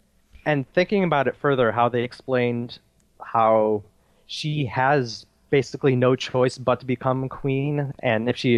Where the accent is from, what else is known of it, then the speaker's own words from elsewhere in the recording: Michigan, United States; I'm from Michigan.